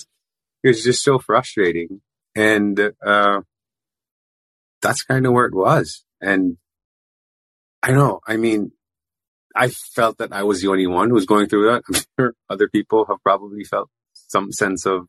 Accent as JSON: {"language": "English", "country": "Philippines", "tie": "born or raised there", "said": "I grew up in the Philippines, raised Roman Catholic"}